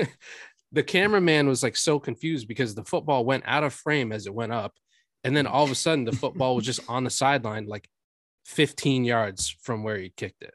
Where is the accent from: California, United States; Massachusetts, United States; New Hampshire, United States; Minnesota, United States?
New Hampshire, United States; near Dartmouth College; I grew up near Dartmouth College